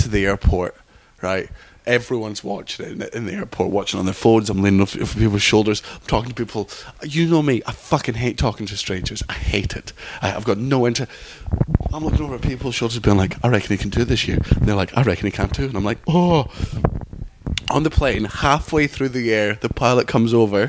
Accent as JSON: {"language": "English", "region": "Scotland", "country": "United Kingdom", "tie": "born or raised there", "also_born_or_lived": "London", "said": "I was born in London, but I was raised in Scotland."}